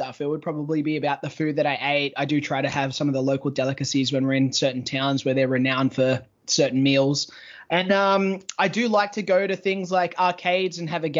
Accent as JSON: {"language": "English", "country": "Australia", "said": "being an Australian wrestler"}